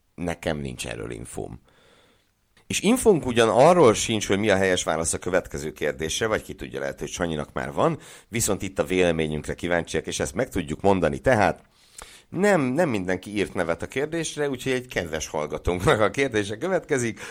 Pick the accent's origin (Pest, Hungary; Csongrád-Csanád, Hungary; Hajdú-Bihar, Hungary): Csongrád-Csanád, Hungary; Szeged; Szegedi vagyok